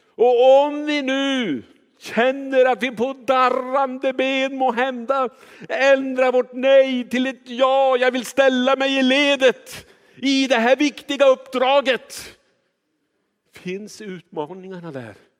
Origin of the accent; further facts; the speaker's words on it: Kiruna, Norrbotten County, Sweden; jag är uppvuxen i Kiruna